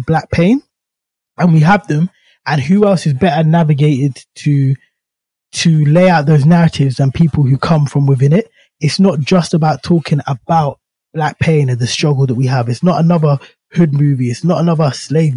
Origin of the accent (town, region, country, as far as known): United Kingdom; born or raised there